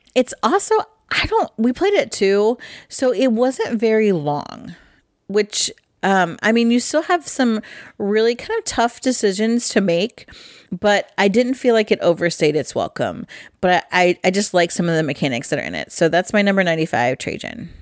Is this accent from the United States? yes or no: yes; Midwest, United States; I'm from the Midwest